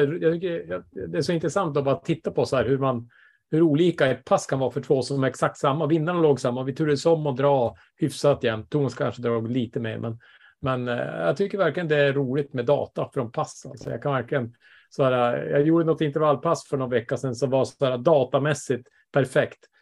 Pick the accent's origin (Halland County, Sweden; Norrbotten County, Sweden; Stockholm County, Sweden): Norrbotten County, Sweden; Bergsviken; moved away; jag är hemma i Bergsviken i back in, eh, back in my home